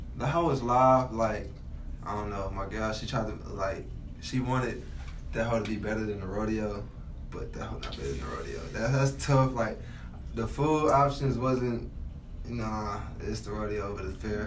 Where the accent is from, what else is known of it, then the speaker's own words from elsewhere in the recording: Houston, Texas, United States; where I was from. I was like Houston